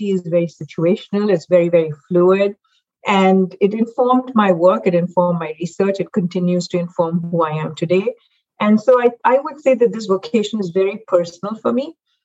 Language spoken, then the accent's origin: English; Mumbai, Maharashtra, India; now in United States; I actually grew up in Mumbai, India